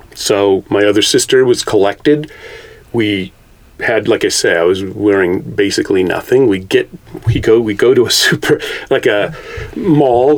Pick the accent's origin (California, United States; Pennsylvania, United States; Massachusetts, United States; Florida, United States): California, United States; Carmel-by-the-Sea; I was born in Car- Carmel